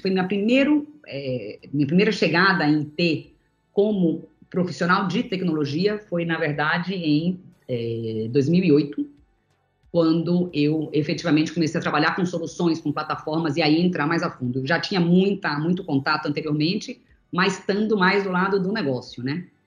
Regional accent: Bahia, Brazil; moved away; also born or lived in São Paulo; Eu era da Bahia, né, cresci na Bahia na minha infância, e acabei vindo para São Paulo para continuar estudando o balé

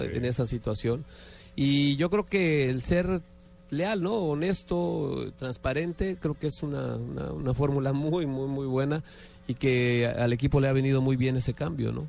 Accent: Mexico; los momentos propios como mexicano

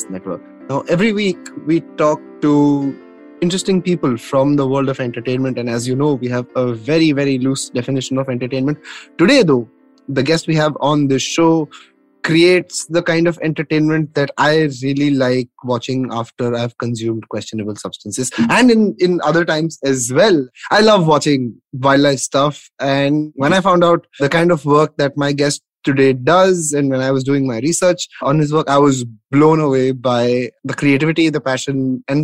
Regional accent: Nagpur, Maharashtra, India; I'm from Nagpur

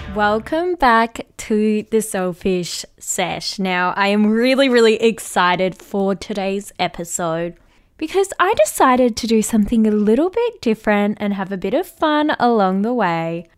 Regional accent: Melbourne, Victoria, Australia; my hometown of where I am

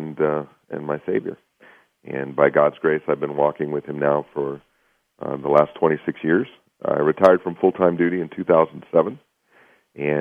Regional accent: Pittsburgh, Pennsylvania, United States; I was born and raised just outside of Pittsburgh, Pennsylvania

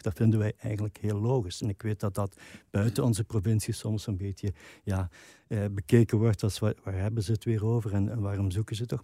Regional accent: Limburg, Flanders, Belgium; als Limburgers

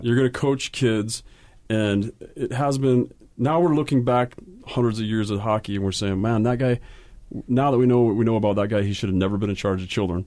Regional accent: Utah, United States; when I started playing in Utah

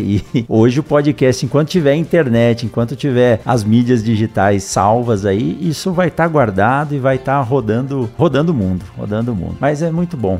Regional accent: São Paulo, Brazil; Eu também nasci em São Paulo, no meio dessa selva de pedras, não tinha nenhum contato direto com o campo

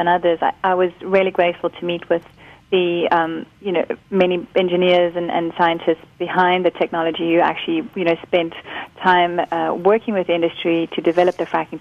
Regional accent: Karoo, South Africa; I'm from the Karoo. I grew up there

